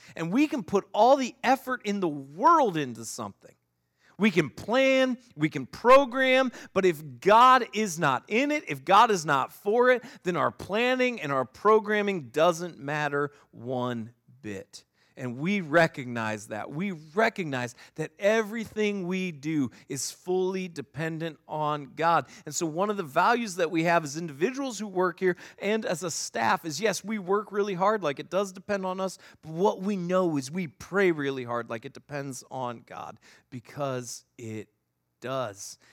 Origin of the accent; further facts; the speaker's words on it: Northeast Ohio, United States; moved away; I grew up in Northeast Ohio.